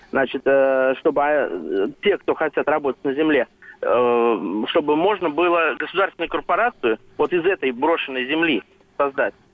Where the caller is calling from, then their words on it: Samara Oblast, Russia; Э, Самарской области.